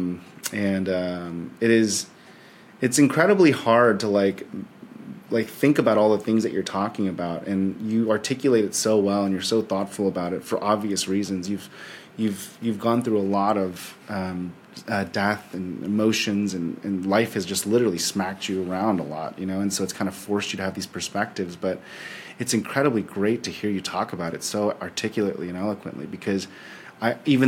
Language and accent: English; San Francisco, California, United States; moved away as an adult; now in Texas, United States; I grew up in San Francisco, so I kind of grew up in this like hyper vortex of Silicon Valley